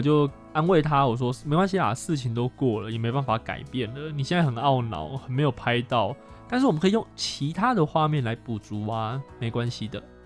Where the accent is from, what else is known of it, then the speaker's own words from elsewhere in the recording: Chiayi, Taiwan; 我是嘉义人，我经过我的家乡了